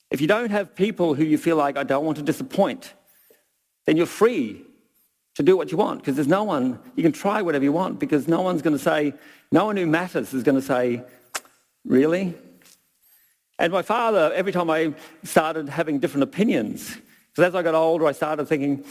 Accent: Brisbane, Queensland, Australia; now in Millers Flat, New Zealand; the six-year-old boy growing up in Brisbane

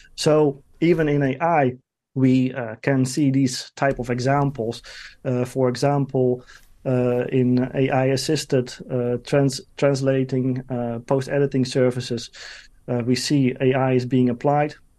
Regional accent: Netherlands; my home country, the Netherlands

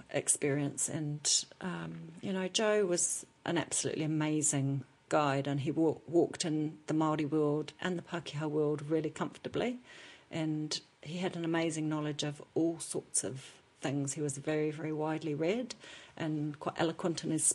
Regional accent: England, United Kingdom; now in New Zealand; as an English person we do things traditionally

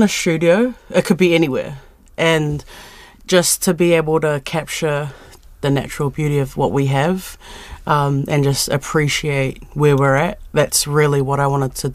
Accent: Petone, Wellington, New Zealand

